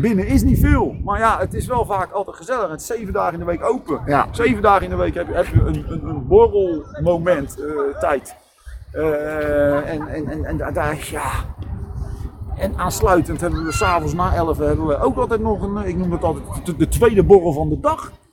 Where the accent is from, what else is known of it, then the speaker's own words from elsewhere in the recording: Rotterdam, South Holland, Netherlands; also born or lived in Schiedam; als Rotterdammer van Zuid